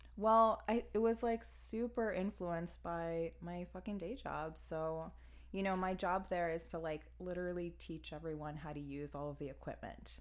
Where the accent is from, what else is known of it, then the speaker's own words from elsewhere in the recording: Miami, Florida, United States; moved away as an adult; now in Chicago, United States; I'm originally from Miami, Florida